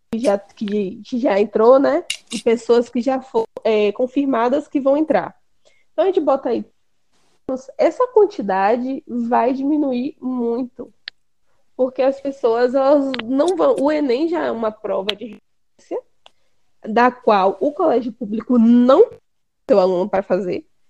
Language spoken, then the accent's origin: Portuguese; Brazil; aqui a gente tem a mania como brasileiro de falar, de passar para frente